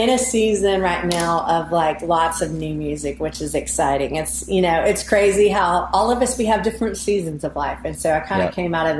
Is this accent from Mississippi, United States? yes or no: yes; Mississippi, United States; born there; also born or lived in Alabama / Oklahoma; now in Nashville, United States; I was born in Mississippi. I lived there in Alabama and then Oklahoma and now Nashville, Tennessee.